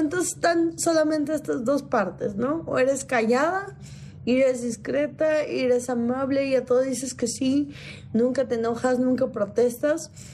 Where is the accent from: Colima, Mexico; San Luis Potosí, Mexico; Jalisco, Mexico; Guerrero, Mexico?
Guerrero, Mexico; Iguala; yo soy de provincia, yo nací en Guerrero, yo nací en Iguala